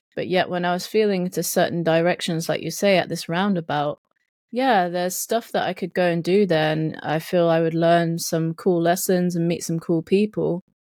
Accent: South East England, United Kingdom; accent: English Southern; they would definitely say I was, like, some Southern person

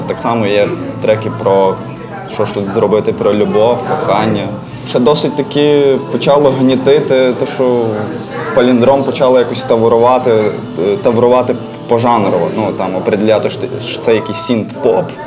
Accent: Galicia, Ukraine; accent: Galician dialect; якщо я з Галичини, в мене є ряд. Е, як то кажуть, е, слів з Галицької гвари

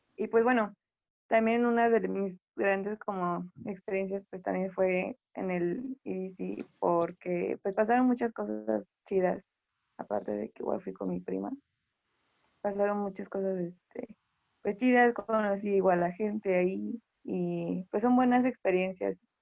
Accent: Veracruz, Mexico; yo soy igual de Veracruz

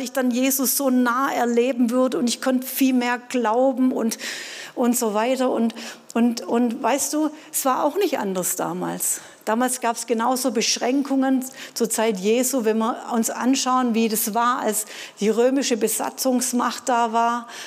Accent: Baden-Württemberg, Germany; Ja, ich als Schwabe hätte vielleicht gedacht

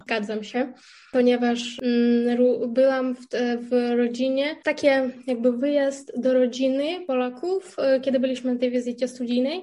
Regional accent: Kherson, Kherson Oblast, Ukraine; Polish is a second language; moved away as an adult; also born or lived in Kyiv, Ukraine; now in Poznań, Poland; ja pochodzę e, z południowej części Ukrainy, z miasta Herson

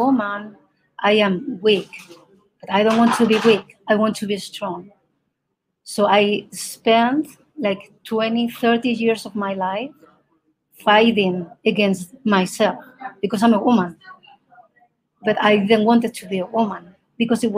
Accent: Spain; first language Spanish; English is a second language; moved away as an adult; now in Colorado, United States; I am from Spain originally, but I'm living now in Colorado

